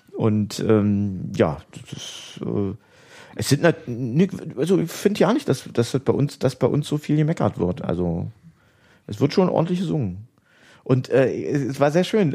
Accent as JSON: {"language": "German", "town": "Oranienburg", "region": "Brandenburg", "country": "Germany", "tie": "born or raised there", "also_born_or_lived": "Jena", "said": "Ich bin äh, zur Welt gekommen in Jena, habe meine Kindheit in Oranienburg, also ab der Schule in Oranienburg verbracht"}